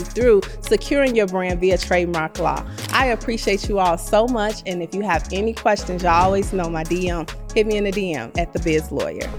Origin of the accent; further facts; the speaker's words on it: Chicago, Illinois, United States; I'm from Chicago